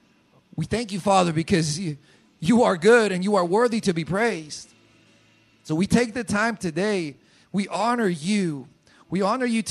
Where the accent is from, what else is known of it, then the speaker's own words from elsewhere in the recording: Colombia; moved away as an adult; I was born in Colombia. I've lived in Colombia for 30 years. Of my 34 years, I've lived 30 years in Colombia